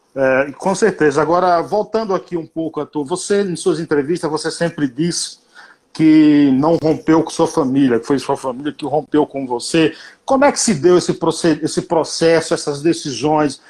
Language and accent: Portuguese; Paiaiá, Bahia, Brazil; accent: baiano; Paiaiá é um povoado na Bahia, tem 600 moradores, foi onde eu nasci, me criei